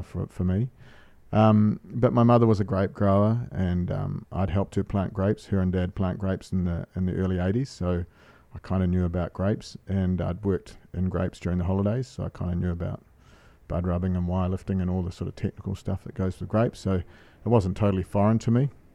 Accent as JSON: {"language": "English", "region": "Marlborough", "country": "New Zealand", "tie": "born or raised there", "also_born_or_lived": "Ponsonby, Auckland", "moved": "as an adult", "said": "growing up in Marlborough, it was really quite a barren, um, wasn't particularly wealthy area"}